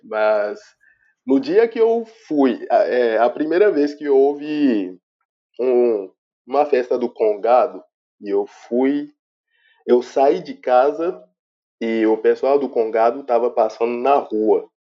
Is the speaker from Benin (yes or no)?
yes; Benin; moved away as an adult; now in Brazil; sou arquiteto e urbanista beninense da República do Benin